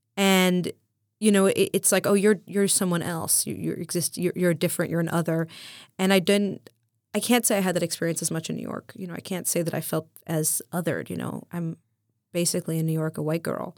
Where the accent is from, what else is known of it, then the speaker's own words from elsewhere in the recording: Berlin, Germany; I grew up in Berlin